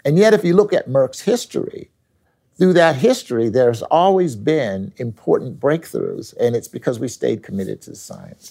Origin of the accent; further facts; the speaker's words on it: Philadelphia, Pennsylvania, United States; I came back to my hometown of Philadelphia